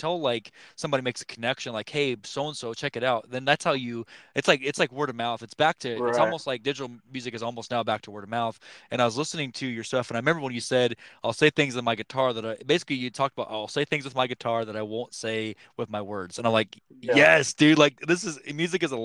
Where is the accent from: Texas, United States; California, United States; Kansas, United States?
Kansas, United States; I'm from Kansas